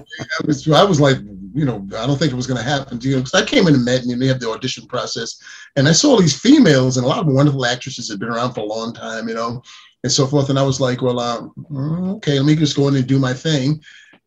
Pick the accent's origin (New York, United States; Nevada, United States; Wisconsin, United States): New York, United States; New York City; I grew up in New York City